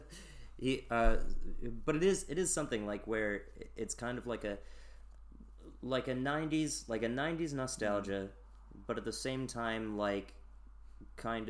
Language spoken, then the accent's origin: English; United States; I'm American